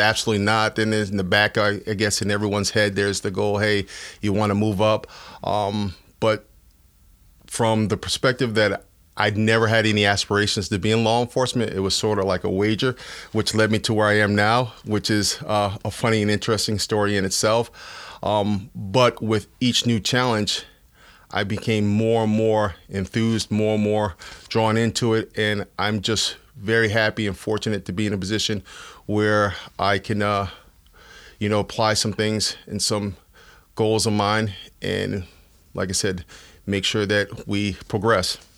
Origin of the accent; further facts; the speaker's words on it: Bridgeport, Connecticut, United States; also born or lived in New London, Connecticut; I'm from Bridgeport, where I was born and raised.